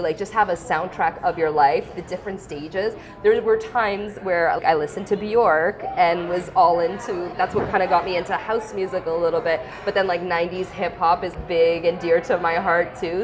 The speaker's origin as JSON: {"language": "English", "town": "Vaughan", "region": "Ontario", "country": "Canada", "said": "I come from Vaughan"}